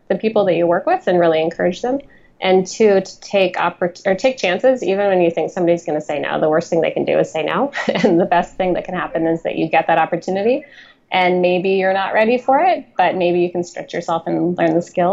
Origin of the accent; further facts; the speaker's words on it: Spokane, Washington, United States; moved away; I'm from Eastern Washington, a relatively small town called Spokane